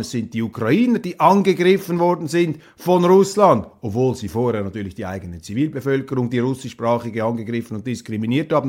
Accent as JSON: {"language": "German", "country": "Switzerland"}